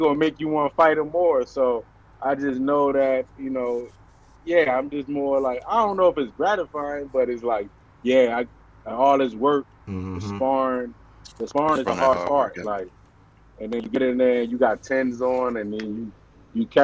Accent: Baltimore, Maryland, United States; growing up in Baltimore

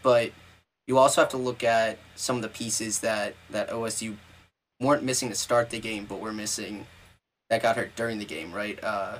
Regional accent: Ohio, United States; I am from Ohio

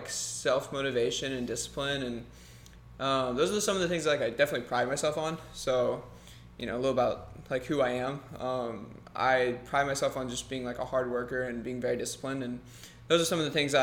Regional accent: Arkansas, United States; moved away as an adult; now in Arizona, United States; I'm originally from Arkansas

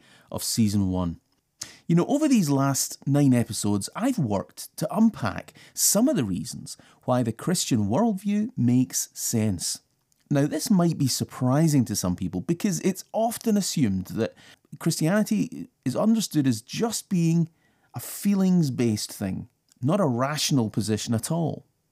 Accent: United Kingdom; I'm British, so I live in a pretty changeable climate.

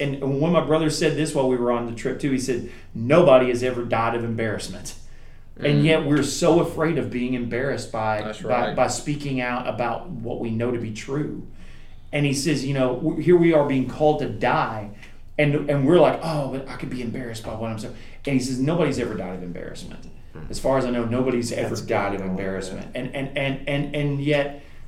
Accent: United States; we as American Christians

